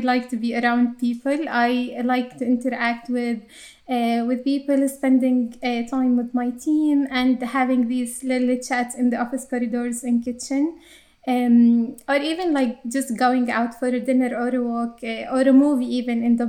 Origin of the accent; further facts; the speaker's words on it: Jordan; accent: Arabic English; English is a second language; moved away as an adult; now in Ireland; I was born and raised in Jordan to a conservative Muslim family